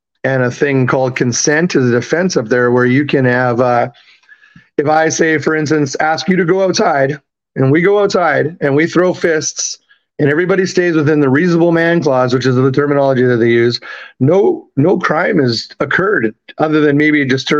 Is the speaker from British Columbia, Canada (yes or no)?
yes; Vancouver, British Columbia, Canada; moved away as an adult; also born or lived in Tacoma, Washington / Edmonton / Salt Lake City; now in New Orleans, United States; I was born in Tacoma, Washington. I'm actually American. I was raised in Canada. Parents bought me up there when I was three.